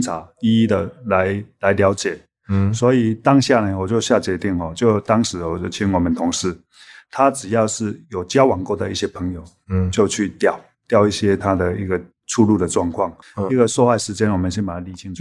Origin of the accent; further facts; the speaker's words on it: Taiwan; 我们台湾人